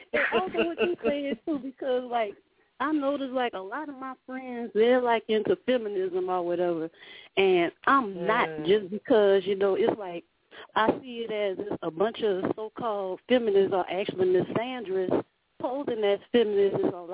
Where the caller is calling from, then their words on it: Louisiana, United States; I'm calling from Louisiana.